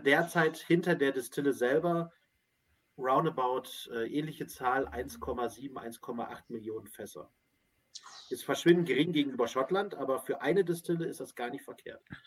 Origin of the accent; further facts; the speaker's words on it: Northern Germany, Germany; Wir sind ja als Hamburger, ne? Und dann können wir ein bisschen hier, oder Norddeutsche